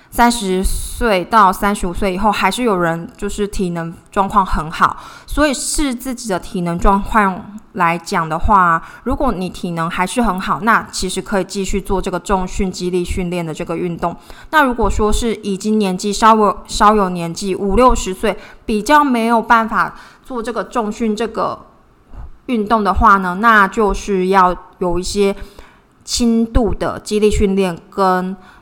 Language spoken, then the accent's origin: Chinese; Taiwan; 我是台湾人